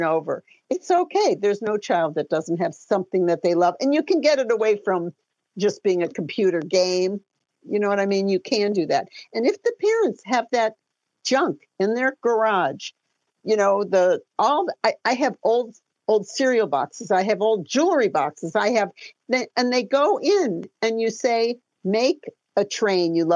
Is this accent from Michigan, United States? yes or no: yes; Detroit, Michigan, United States; I'm from Detroit